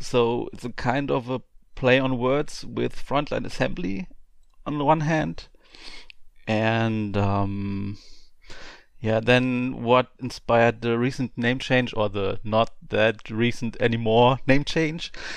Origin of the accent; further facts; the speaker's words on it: Germany; I'm from Germany. Um, I live in the southwestern part of Germany, um, on, only forty-five minutes to the French border